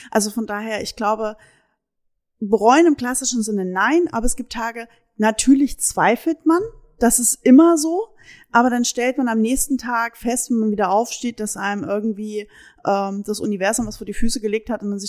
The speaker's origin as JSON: {"language": "German", "region": "Saxony", "country": "Germany", "also_born_or_lived": "Hesse", "lives_now": "Münsterland, Germany", "said": "Also ich bin Sachse"}